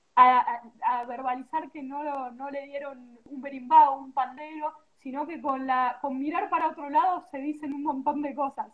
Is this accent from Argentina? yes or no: yes; Argentina; yo soy de Argentina